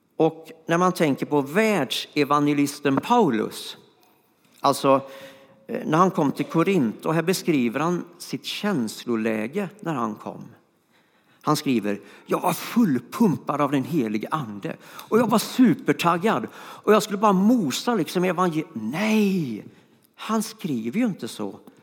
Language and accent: Swedish; Floby, Västra Götaland, Sweden; moved away; also born or lived in Stockholm; jag kommer från Floby och då går man inte på gymnasiet så ofta